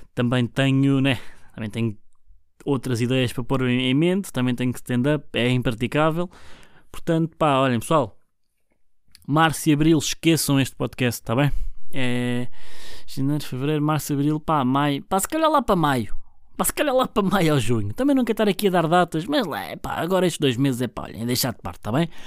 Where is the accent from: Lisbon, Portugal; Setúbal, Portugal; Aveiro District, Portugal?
Setúbal, Portugal; Barreiro; Eu sou, sou natural do Barreiro. Barreiro é margem sul